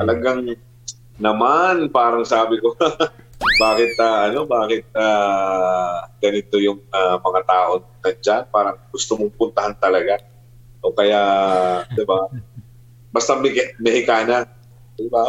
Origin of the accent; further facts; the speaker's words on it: Philippines; bilang Pilipino